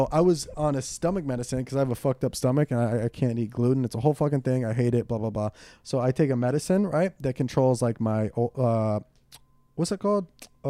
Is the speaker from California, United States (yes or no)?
yes; Ventura, California, United States; I'm from Ventura, like Camarillo area.